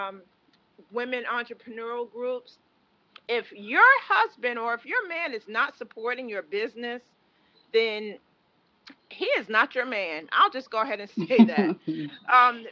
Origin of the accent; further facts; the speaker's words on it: New York, United States; moved away; also born or lived in Maryland; I'm from New York, but I was living in Maryland